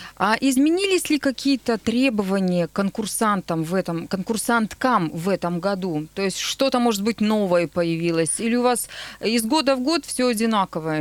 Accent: Nizhny Tagil, Sverdlovsk Oblast, Russia; now in Yekaterinburg, Russia; я сама родом из Тагила

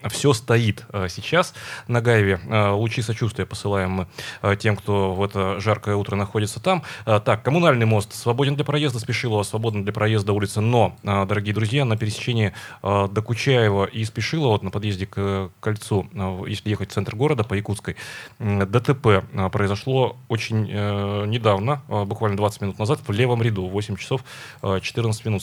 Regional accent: Urals, Russia; мы Уральцы

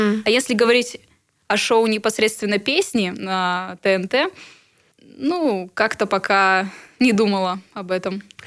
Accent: Irkutsk, Irkutsk Oblast, Russia; Да, я иркутянка. С детства здесь живу, и ну, этот город мне родной

